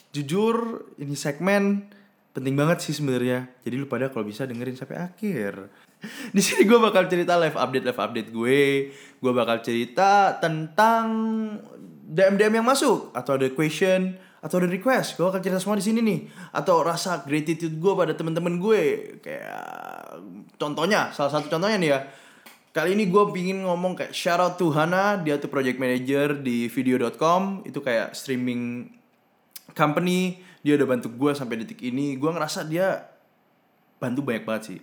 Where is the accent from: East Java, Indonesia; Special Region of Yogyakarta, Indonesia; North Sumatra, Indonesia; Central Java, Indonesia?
East Java, Indonesia; Surabaya; moved away as an adult; also born or lived in Bay Area, United States; di daerah gue gitu, mungkin di Surabaya